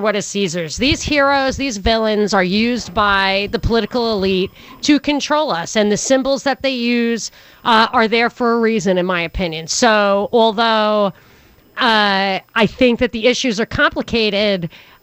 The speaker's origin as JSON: {"language": "English", "region": "New York", "country": "United States", "said": "as a New Yorker"}